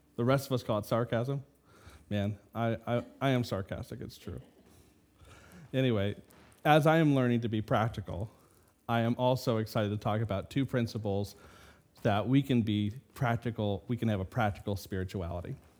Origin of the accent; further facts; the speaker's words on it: California, United States; moved away as an adult; now in Michigan, United States; I'm from California